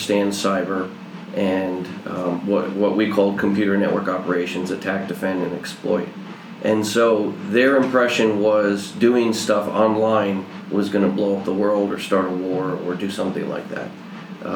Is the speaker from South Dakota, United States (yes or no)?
no; New York, United States; moved away as an adult; I grew up in New York